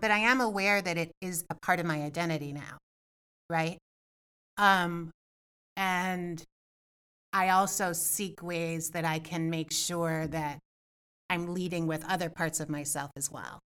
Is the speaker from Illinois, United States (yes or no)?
yes; Evanston, Illinois, United States; I also want to do a keynote speech in Evanston, right? In my hometown and and talk about this stuff.